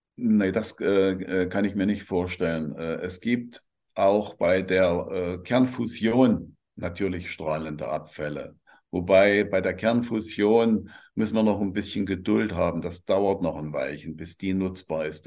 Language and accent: German; Germany